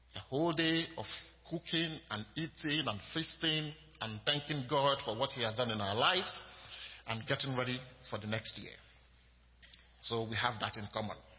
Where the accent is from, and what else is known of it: Nigeria; now in United States